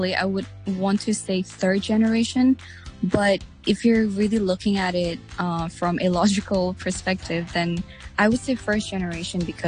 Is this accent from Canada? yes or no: no; Hong Kong; I am a Nepalese born and raised in Hong Kong.